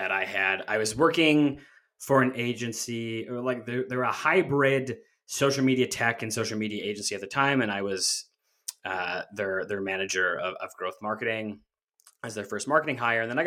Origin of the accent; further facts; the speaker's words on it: Canada; I'm Canadian